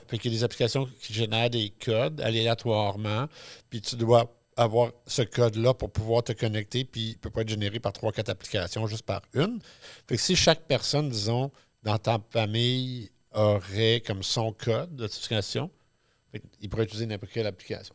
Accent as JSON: {"language": "French", "region": "Quebec", "country": "Canada", "said": "on a hérité du chiolage inné latino-québécois franco-machin"}